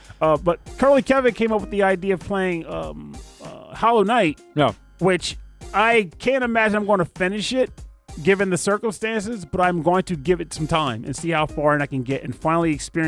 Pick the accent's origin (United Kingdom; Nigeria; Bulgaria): United Kingdom; And I'm British.